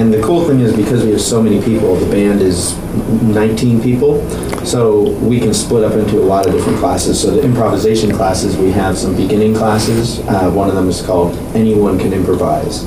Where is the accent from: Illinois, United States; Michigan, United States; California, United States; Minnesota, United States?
California, United States; Orinda; moved away as an adult; also born or lived in New York City; I'm from the East San Francisco Bay Area, city called Orinda